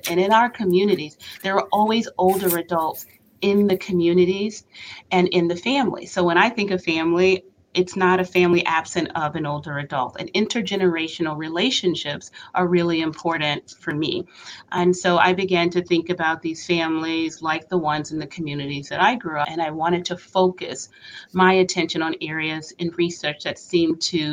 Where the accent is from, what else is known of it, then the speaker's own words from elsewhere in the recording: North Carolina, United States; also born or lived in Boston; I was born and raised in North Carolina.